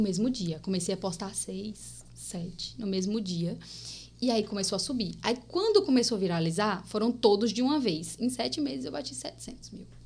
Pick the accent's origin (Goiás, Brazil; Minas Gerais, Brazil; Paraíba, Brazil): Paraíba, Brazil; accent: paraibano, nordestino (mixed); moved away; also born or lived in Bahia / Pernambuco; Sou natural da Paraíba, gente. Sou paraibana, nasci aqui